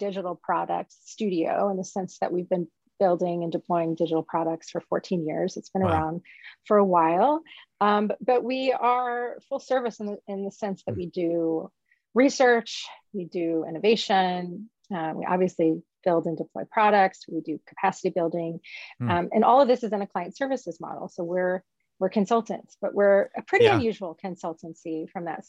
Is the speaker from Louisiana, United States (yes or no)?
yes; Louisiana, United States; moved away as an adult; also born or lived in Nashville, Tennessee / New York City / Missoula, Montana; now in Seattle, United States; I was raised in a small town in Louisiana. I was born in Nashville. My parents are from Birmingham. So I'm Southern.